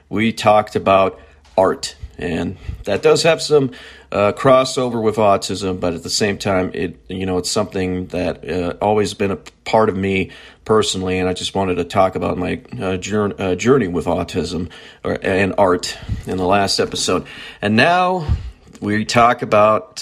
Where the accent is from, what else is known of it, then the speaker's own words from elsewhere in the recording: near Prinsburg, near Willmar, Minnesota, United States; growing up on a farm near Princeburg, near Wilmer, Minnesota.